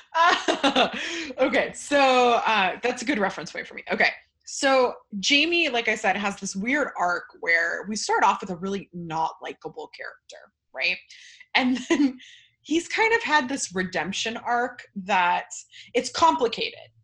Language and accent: English; California, United States; now in Florida, United States; I'm actually Californian uh, by birth, Floridian by trap